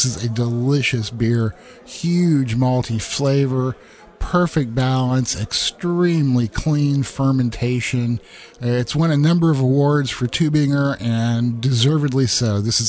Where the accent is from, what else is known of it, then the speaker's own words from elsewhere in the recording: Midwest, United States; I grew up in the Midwest.